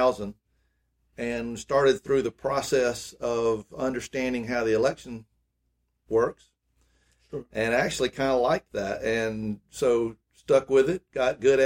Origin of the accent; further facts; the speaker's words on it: Greenwood, United States; growing up in Greenwood